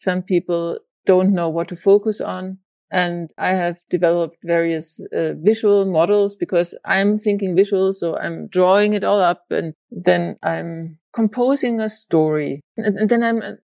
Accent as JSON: {"language": "English", "country": "Germany", "also_born_or_lived": "Spain", "moved": "as an adult", "lives_now": "Denmark", "said": "I'm from Germany. And then I lived in various places in Spain. And now I'm in Denmark"}